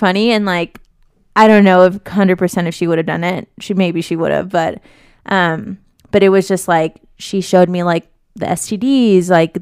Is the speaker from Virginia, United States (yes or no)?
no; Las Vegas, Nevada, United States; growing up in Vegas